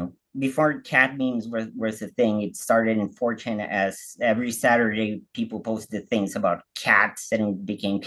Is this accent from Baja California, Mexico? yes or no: yes; Baja California, Mexico; I'm from Mexico. I'm from Baja, really close to the border. So I grew up speaking English